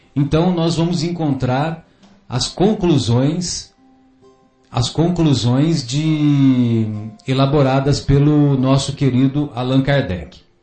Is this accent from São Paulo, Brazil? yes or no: yes; São José do Rio Pardo, São Paulo, Brazil; lá na minha infância, lá em São José do Rio Pardo, sabe, ô Fábio, ah, eu cresci escutando amorosamente de minha mãe